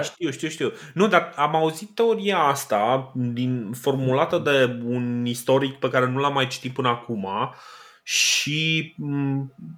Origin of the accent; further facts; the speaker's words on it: Romania; noi suntem români